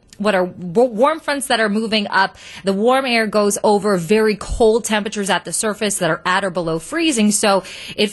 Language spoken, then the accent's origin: English; Michigan, United States; I grew up in Michigan